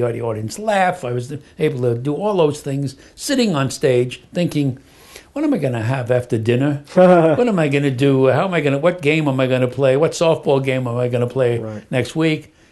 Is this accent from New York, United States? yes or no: yes; New York City, New York, United States; I was born in Brooklyn.